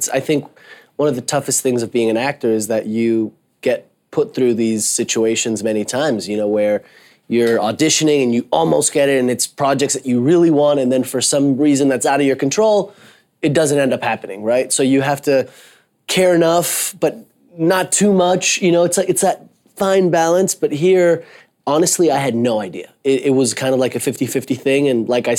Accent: Mexico City, Mexico; I'm from Mexico City

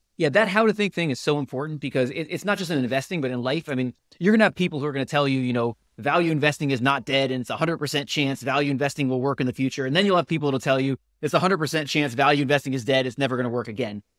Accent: Connecticut, United States; moved away as an adult; also born or lived in Georgia; I, I grew up in Connecticut

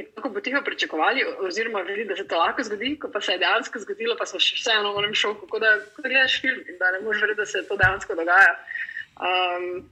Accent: Maribor, Drava, Slovenia; moved away as an adult; also born or lived in Madrid / London; now in Chicago, United States; 20 let sem iz Maribora

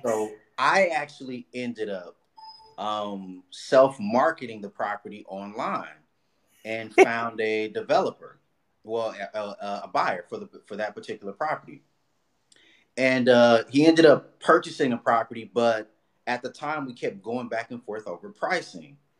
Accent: Los Angeles, California, United States; also born or lived in Inglewood, California; I grew up in Watts, right across the street from the Nickerson Gardens

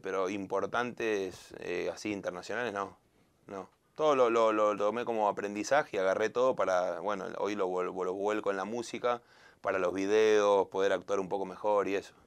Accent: Argentina; also born or lived in Colombia; soy argentino

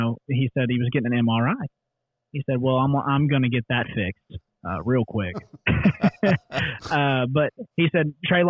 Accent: Nashville, Tennessee, United States; You know, I'm from Nashville

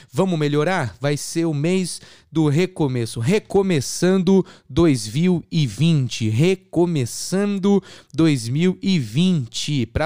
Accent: Arujá, São Paulo, Brazil; no podcast … TD Arujá, em todas as plataformas digital. Eu sou de Arujá, São Paulo, Brasil.

